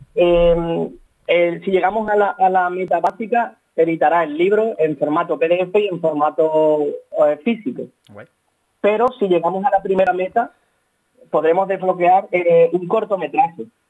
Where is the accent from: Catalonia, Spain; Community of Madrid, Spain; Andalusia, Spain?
Andalusia, Spain; Seville; Somos, somos de Sevilla ambos